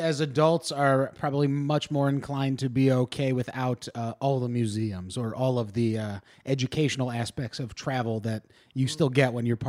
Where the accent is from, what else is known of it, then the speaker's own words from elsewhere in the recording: Ohio, United States; he was very popular when we were growing up in the Ohio area.